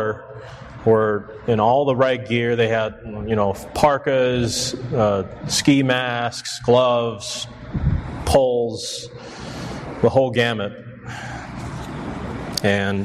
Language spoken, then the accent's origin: English; Chicago, Illinois, United States; I'm born and raised in Chicago. I'm a city kid